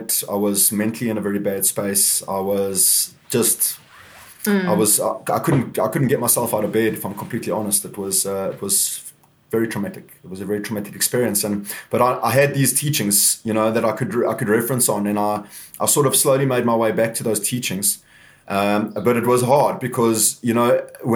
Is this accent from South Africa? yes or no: yes; Walkerville, Gauteng, South Africa; now in Cape Town, South Africa; I grew up in Walkerville, which is a little farming town in the south of Johannesburg